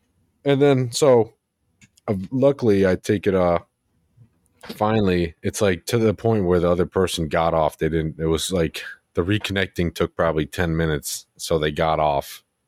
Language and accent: English; New Jersey, United States; I'm fucking from New Jersey.